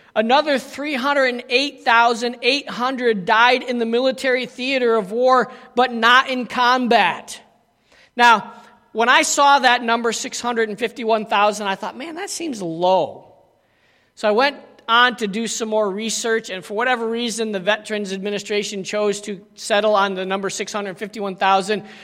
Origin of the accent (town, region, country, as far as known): United States; moved away; also born or lived in South Africa